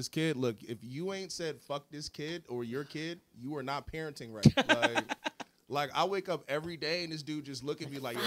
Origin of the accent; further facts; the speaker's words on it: Philadelphia, Pennsylvania, United States; now in Washington, D.C., United States; I'm from West Philly